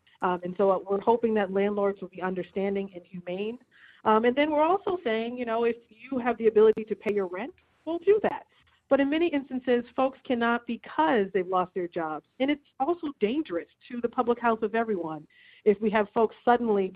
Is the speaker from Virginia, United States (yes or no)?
no; Boston, Massachusetts, United States; He was a BPS kid, just like me.